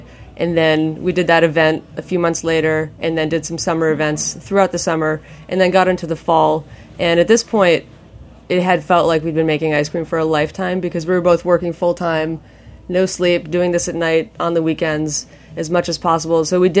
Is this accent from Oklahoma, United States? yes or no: no; Maine, United States; born or raised there